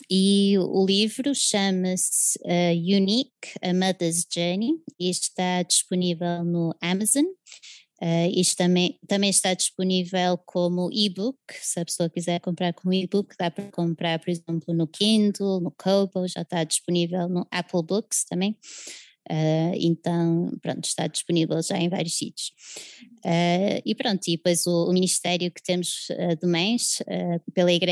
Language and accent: Portuguese; Portugal; also born or lived in England; eu sou inglesa e portuguesa, tenho duas nacionalidades, mas sou de origem inglesa e vim para Portugal muito pequenina, com três anos, uh, filha de missionários. Então, eles vieram cá uh, em 1989 e fiz sempre a escolaridade cá.